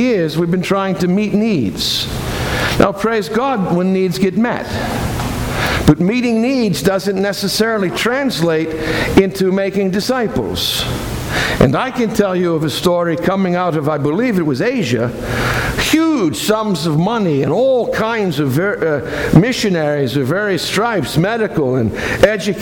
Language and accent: English; Boston, Massachusetts, United States; moved away; I come from Boston